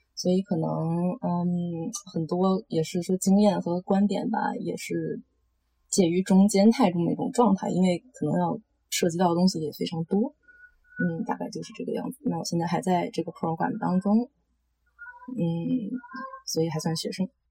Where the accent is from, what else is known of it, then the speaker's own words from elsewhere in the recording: China; moved away as an adult; also born or lived in Los Angeles, United States; now in Vancouver, Canada; 我是在国内长大的，然后从高中毕业之后去美国，洛杉矶那边读的本科，然后在那边待了五年的样子，之后跑到旧温哥华这边来继续读研